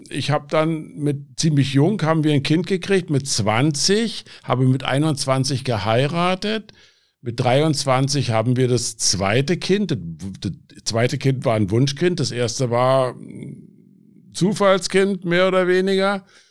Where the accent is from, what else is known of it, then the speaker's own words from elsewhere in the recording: Berlin, Germany; now in Aachen, Germany; Ja, also ich bin in Berlin groß geworden. Ich bin mit elf Jahren nach Berlin gekommen